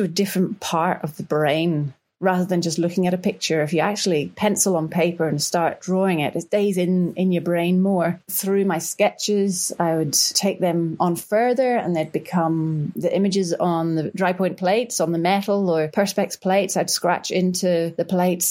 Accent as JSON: {"language": "English", "region": "Northern Ireland", "country": "United Kingdom", "tie": "born or raised there", "moved": "as an adult", "lives_now": "Victoria, Australia", "said": "Growing up in Northern Ireland, there are a lot of birds"}